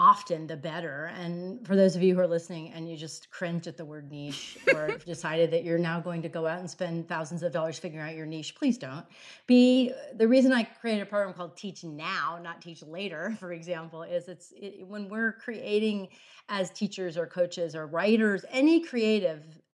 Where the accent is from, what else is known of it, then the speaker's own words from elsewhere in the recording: South Florida, United States; my family's from Southern Indiana and I was raised in South Florida